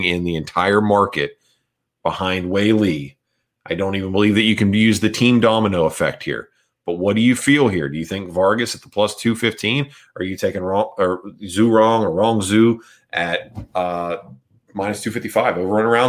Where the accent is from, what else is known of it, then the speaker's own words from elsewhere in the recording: Georgia, United States; I was born in Georgia, which is not the Caucasus Mountains